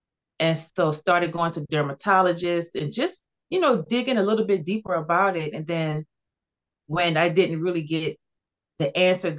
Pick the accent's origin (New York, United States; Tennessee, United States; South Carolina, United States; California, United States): South Carolina, United States; Cross; also born or lived in Charleston, South Carolina; I was born in Charleston, but I was raised in Cross, South Carolina.